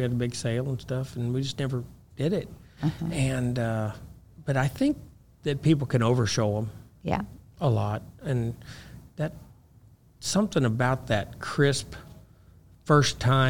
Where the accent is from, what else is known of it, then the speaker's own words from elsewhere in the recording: Missouri, United States; I'm from Missouri. Uh-huh. I don't even know if we have a helicopter in Missouri.